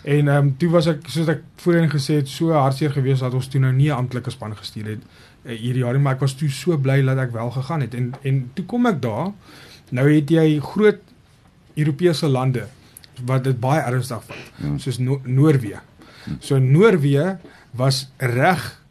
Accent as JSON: {"language": "Afrikaans", "region": "Mpumalanga", "country": "South Africa", "moved": "as an adult", "lives_now": "Ghana", "said": "as Suid-Afrikaners"}